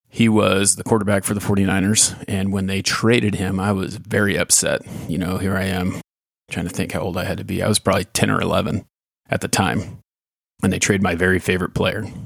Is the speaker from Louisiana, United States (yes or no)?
no; California, United States; when I was growing up in California